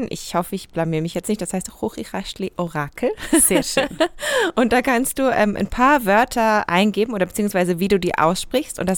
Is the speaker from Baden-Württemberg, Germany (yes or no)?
yes; Karlsruhe, Baden-Württemberg, Germany; moved away as an adult; now in Switzerland; ich komme ja aus Karlsruhe, also aus dem Dialektgebiet eigentlich schon